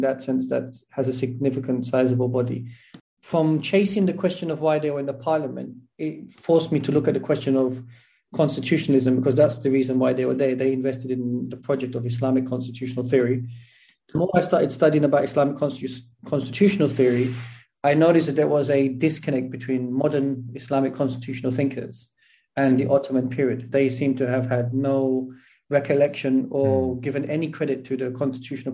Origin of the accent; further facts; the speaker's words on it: London, United Kingdom; moved away as an adult; now in Turkey; I was born and raised in Clapham. Well, I went to school in Tooting. So South London, really.